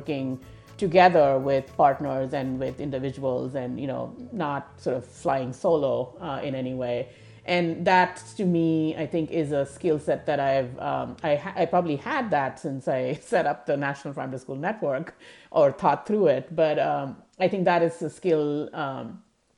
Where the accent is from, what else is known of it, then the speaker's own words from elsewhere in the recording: New Delhi, Delhi, India; moved away as an adult; also born or lived in Thailand / Malaysia / Europe; now in United States; I grew up in India, in the capital city of India, New Delhi, and which is an urban center. And I spent the first 25 years or so of my life in India, in various parts of India.